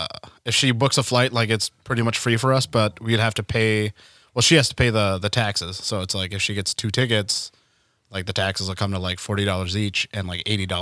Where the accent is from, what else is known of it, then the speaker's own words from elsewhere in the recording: Mole Lake, Wisconsin, United States; moved away as an adult; also born or lived in Milwaukee; now in Minneapolis, United States; Grew up, born and raised in Mole Lake, Wisconsin, on the reservation.